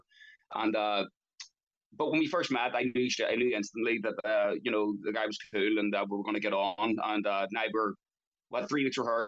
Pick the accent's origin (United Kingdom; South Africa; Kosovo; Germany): United Kingdom; Belfast, Northern Ireland; I grew up in North Belfast